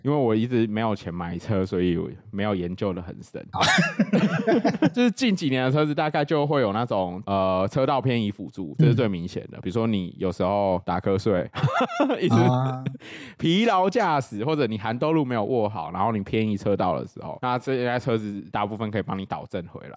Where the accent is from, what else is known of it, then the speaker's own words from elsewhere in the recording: southern Taiwan, Taiwan; moved away as an adult; also born or lived in Taoyuan; 我在南部长大嘛